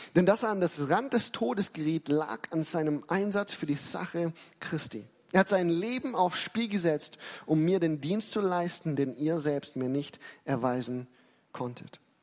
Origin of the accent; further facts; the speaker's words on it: Germany; für uns als Deutsche